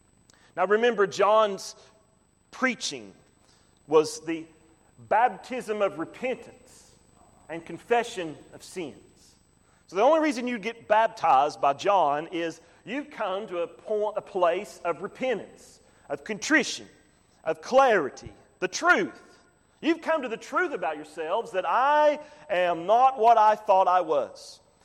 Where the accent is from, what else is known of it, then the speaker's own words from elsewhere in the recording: the hill country of Tennessee, United States; I'm from the hill country of Tennessee.